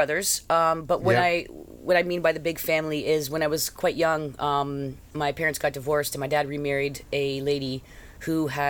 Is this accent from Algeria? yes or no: no; Canada; I'm Canadian by heart. I love the great outdoors, but I will honestly be happy to never see snow again.